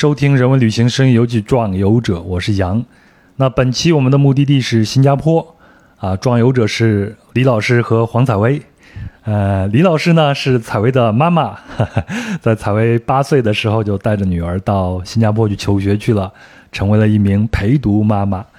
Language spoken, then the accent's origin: Chinese; Henan, China; now in Jakarta, Indonesia; 我们都有一个统一的身份，就是河南人，我老家也在河南